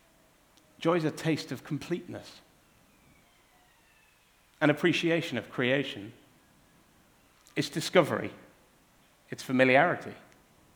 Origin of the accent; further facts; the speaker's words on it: Cornwall, South West England, United Kingdom; growing up in Cornwall, it was always Cornish pasties